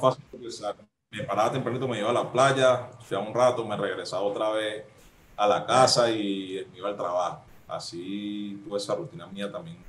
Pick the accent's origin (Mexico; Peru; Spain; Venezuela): Venezuela; Caracas, Capital District; yo nací en Caricuao